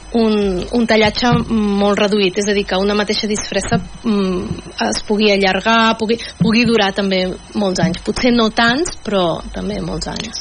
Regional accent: Mataró, Catalonia, Spain; jo sóc de Mataró

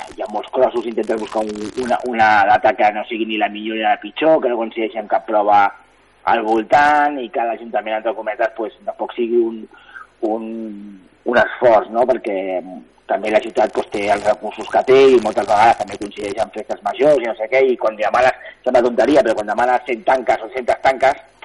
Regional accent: Castelldefels, Catalonia, Spain; jo sóc de Castelldefels

